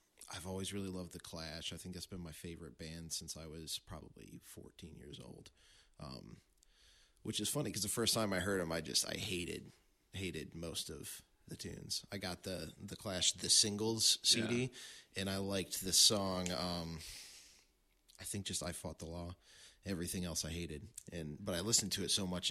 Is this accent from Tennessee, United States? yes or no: no; Coloma, Michigan, United States; I was raised around the Benton Harbor area, Coloma